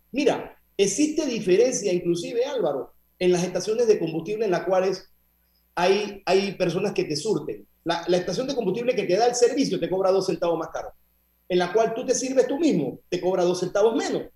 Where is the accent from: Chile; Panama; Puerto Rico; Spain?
Panama; nosotros como panameños